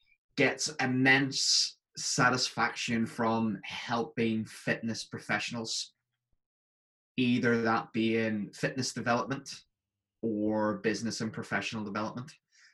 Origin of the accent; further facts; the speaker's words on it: Northern Ireland, United Kingdom; now in Scotland, United Kingdom; It's because I'm from Northern Ireland, but I live in Scotland, and my mates constantly tell me that my accent's changed slightly.